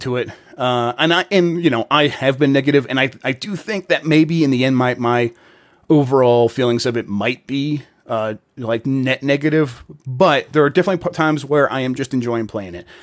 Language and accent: English; United States; I'm an American